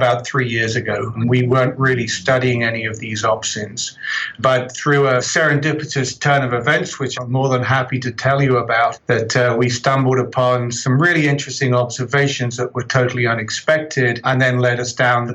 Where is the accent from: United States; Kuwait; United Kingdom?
United Kingdom; just south of London, South East England; moved away as an adult; also born or lived in Birmingham, United Kingdom / Calgary, Canada; now in Edmonton, Canada; So you can probably tell from my accent, I'm originally from the UK, just south of London.